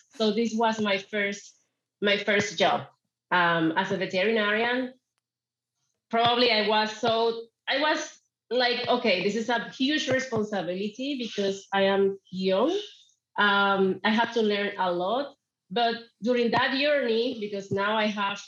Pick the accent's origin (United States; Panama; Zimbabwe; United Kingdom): Panama; I am from Panama